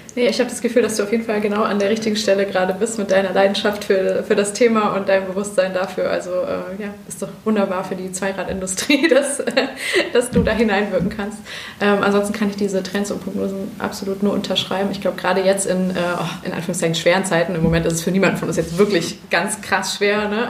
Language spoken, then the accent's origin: German; Bergisches Land, North Rhine-Westphalia, Germany; ich bin im Bergischen Land aufgewachsen